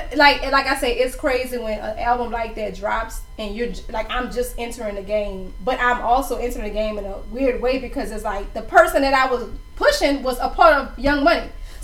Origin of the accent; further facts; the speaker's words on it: New Orleans, Louisiana, United States; that's when I was like, nigga, I'm from New Orleans.